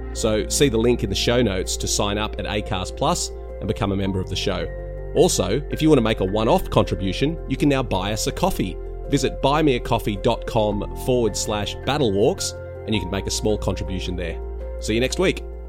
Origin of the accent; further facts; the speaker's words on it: West Wyalong, New South Wales, Australia; moved away; also born or lived in Manly; my hometown in West Wyalong